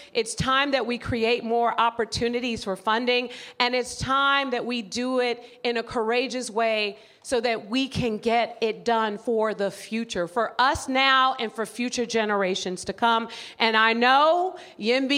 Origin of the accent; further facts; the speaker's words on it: San Francisco, California, United States; the people that I grew up with in San Francisco